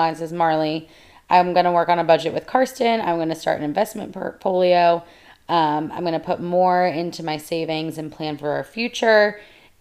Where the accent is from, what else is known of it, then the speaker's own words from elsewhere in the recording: United States; we are American